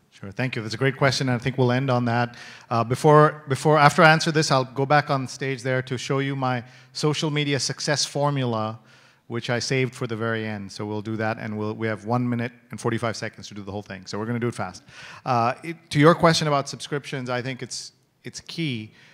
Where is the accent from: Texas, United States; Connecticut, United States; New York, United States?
New York, United States; I'm from New York